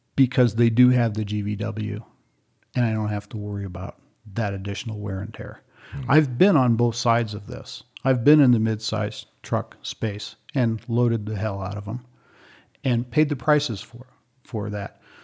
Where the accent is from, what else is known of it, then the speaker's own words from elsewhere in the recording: Ethiopia; moved away; also born or lived in Kenya; I grew up in East Africa. I lived in Ethiopia for eight years and two years in Kenya